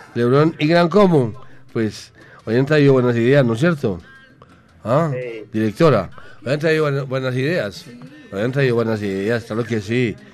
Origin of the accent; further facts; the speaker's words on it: Paisa, Antioquia, Colombia; accent: paisa; yo soy paisa. Paisa, más paisa que la arepa. Hijo de Ofelia y Francisco.